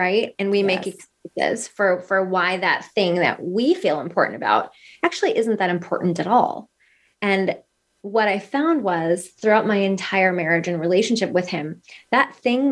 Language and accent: English; Northern Minnesota, United States; moved away as an adult; now in Arizona, United States; I am originally from Northern Minnesota. I've lived in Arizona for the past almost 12 years